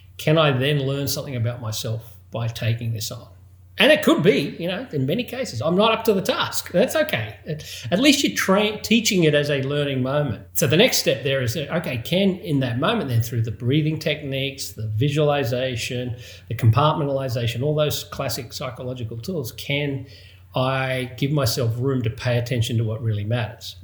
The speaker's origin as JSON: {"language": "English", "country": "Australia", "tie": "born or raised there", "said": "growing up in Australia, obviously, given the accent"}